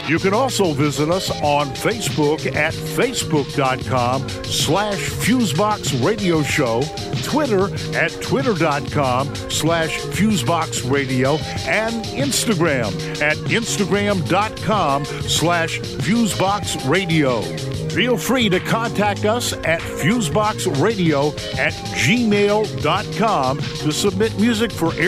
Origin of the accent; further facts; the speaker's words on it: Montana, United States; When I grew up in Montana in the 80s, uh, we had a lot of funding for the arts and, and science in school.